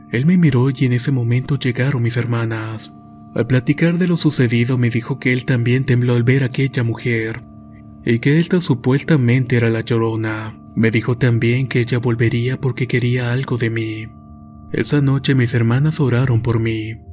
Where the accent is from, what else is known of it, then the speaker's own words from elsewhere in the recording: Buenos Aires, Argentina; soy de Argentina, provincia de Buenos Aires, y quiero contar esta historia.